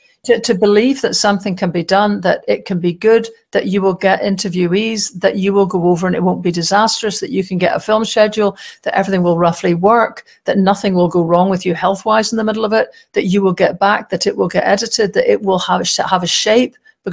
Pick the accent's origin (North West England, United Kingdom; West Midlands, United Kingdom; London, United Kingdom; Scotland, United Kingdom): West Midlands, United Kingdom; Wolverhampton; born there; I mean, I was born in Wolverhampton. I have no idea why.